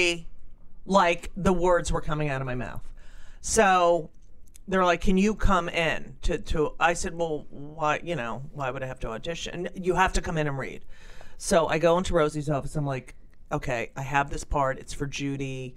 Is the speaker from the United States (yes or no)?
yes; New York, United States; also born or lived in Los Angeles; I'm from New York